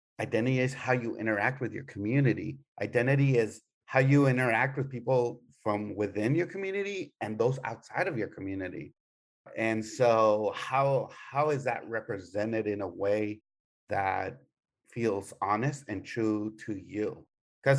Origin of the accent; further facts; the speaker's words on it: El Paso, Texas, United States; I'm one of those kids that grew up in a border town, you know, in El Paso